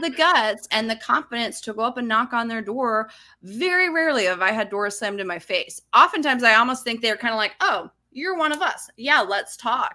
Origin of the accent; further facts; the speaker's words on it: Utah, United States; moved away as an adult; also born or lived in Los Angeles; I grew up in Utah. I moved to Los Angeles, I think I was twenty-three.